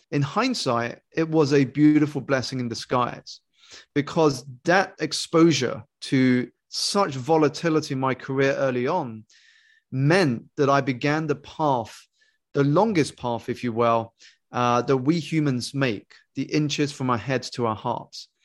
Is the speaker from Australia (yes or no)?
no; United Kingdom; I grew up here in the United Kingdom to two Malaysian Chinese parents who had emigrated for a better life and better education